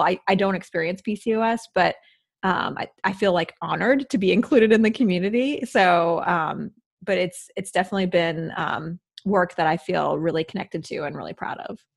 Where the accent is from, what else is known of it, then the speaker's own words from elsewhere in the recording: Midwest, United States; moved away; I grew up in the Midwest